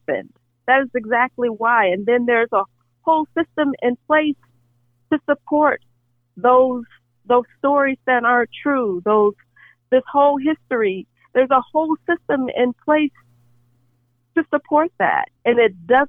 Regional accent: Arkansas, United States; I was raised in Arkansas

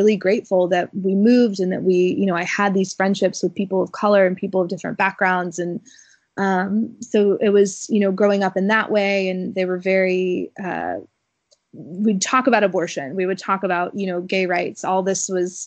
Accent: Alabama, United States; moved away; also born or lived in Wisconsin; growing up in Alabama

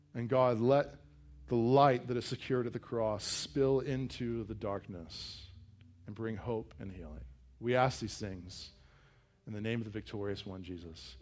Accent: Virginia, United States; we grew up in Virginia in kind of this wooded area

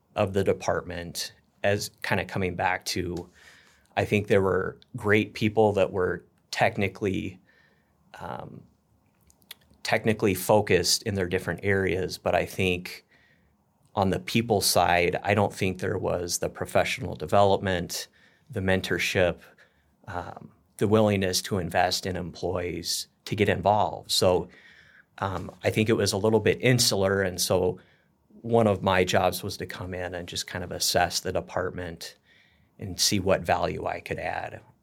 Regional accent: Northern California, United States; moved away as an adult; also born or lived in Oregon / Minnesota; now in Plymouth, Minnesota, United States; born and raised in Northern California. So, was out there for twenty-five years before moving out here

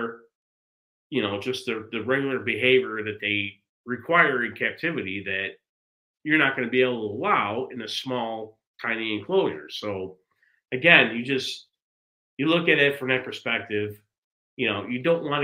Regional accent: Chicago, Illinois, United States; growing up in Chicago

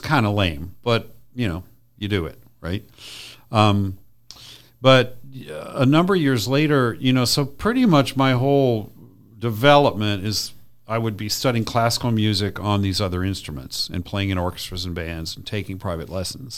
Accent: Redlands, California, United States; also born or lived in Madison, Wisconsin; by the time I was one, we were in Rut-, in Redlands, California.

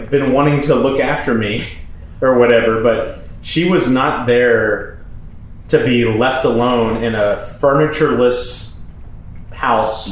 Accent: Manville, United States; moved away; we went to my hometown, my family house, which is in the process of being sold at this point. There's no furniture, no nothing. And we went to Manville.

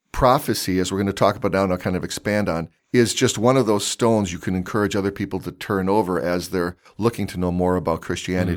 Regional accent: California, United States; I played baseball all growing up in California

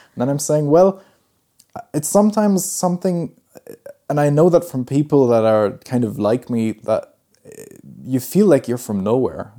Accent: Germany; They were studying in, in my hometown, and uh, that's where I was born.

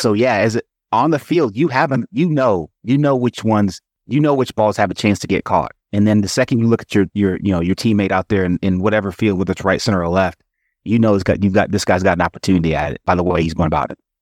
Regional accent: Atlanta, Georgia, United States; when I was a kid, you know, I grew up in Atlanta

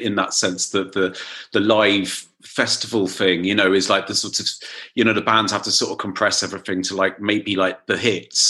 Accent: United Kingdom; growing up in Britain

